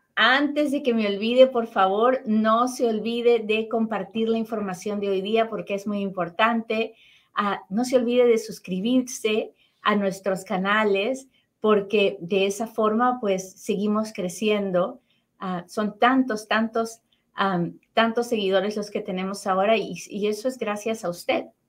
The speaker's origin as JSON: {"language": "Spanish", "country": "Peru", "moved": "yes", "lives_now": "United States", "said": "mi familia en Perú"}